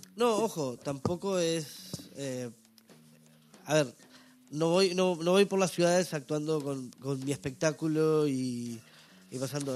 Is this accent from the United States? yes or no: no; Salto, Uruguay; moved away as an adult; now in Montevideo, Uruguay; yo vengo del norte de Uruguay, en realidad, una ciudad que se llama Salto